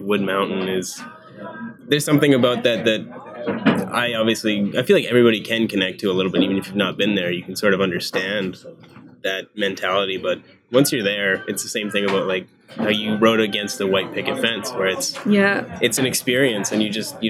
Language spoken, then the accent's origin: English; Mortlach, Saskatchewan, Canada; Yeah, I'm from Mortlach, Saskatchewan.